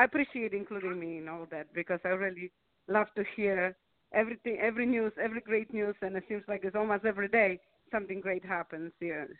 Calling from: Maryland, United States; I'm calling from Maryland.

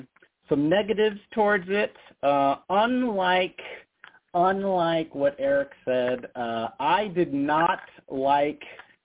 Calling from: Las Vegas, Nevada, United States; It's … from Vegas.

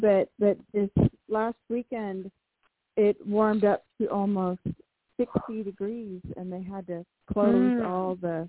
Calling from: Washington, United States; in Washington State.

